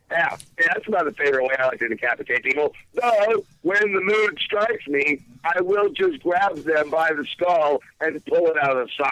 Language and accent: English; Virginia, United States; now in New York, United States; Uh, actually, I'm from Virginia, but I live in New York.